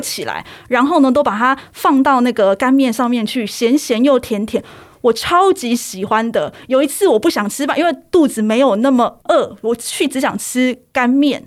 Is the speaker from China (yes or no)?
no; Taichung, Taiwan; 身为台中人